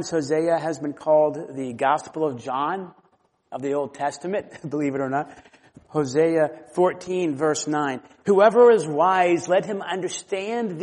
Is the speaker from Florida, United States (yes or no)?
yes; Florida, United States; I grew up in Florida